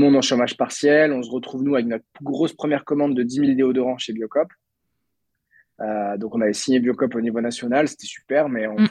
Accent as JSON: {"language": "French", "town": "Lannion", "region": "Brittany", "country": "France", "tie": "born or raised there", "also_born_or_lived": "Bordeaux", "said": "je suis breton, je suis né à Lannion dans les Côtes d'Armor. Euh, euh, j'ai fait toute ma scolarité moi à Lannion"}